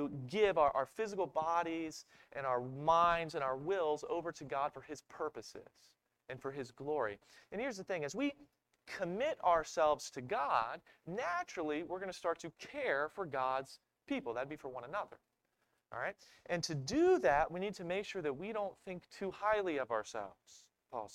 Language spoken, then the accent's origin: English; Maryland, United States; I'm from Maryland